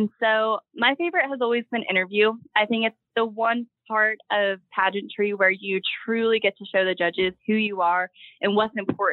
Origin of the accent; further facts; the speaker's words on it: Scranton, Pennsylvania, United States; I have three brothers. We're from Scranton, Pennsylvania